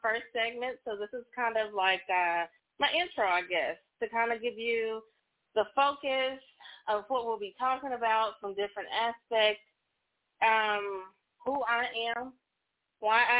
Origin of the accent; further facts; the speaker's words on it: Oklahoma, United States; also born or lived in Texas; I'm originally from Oklahoma, so I've been licensed there longest